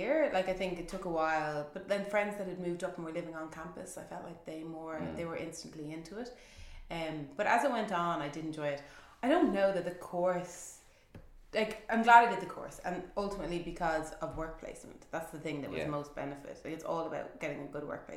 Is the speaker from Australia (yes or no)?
no; Dublin, Leinster, Ireland; also born or lived in Paris; I'm from Dublin